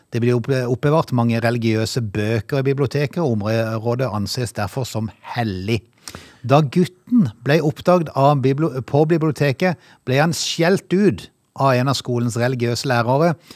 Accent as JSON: {"language": "Norwegian", "country": "Norway", "said": "vi har vokst opp i Norge"}